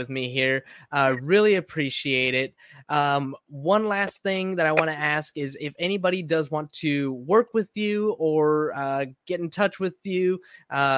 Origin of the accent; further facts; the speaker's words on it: Southern California, United States; I grew up in Southern California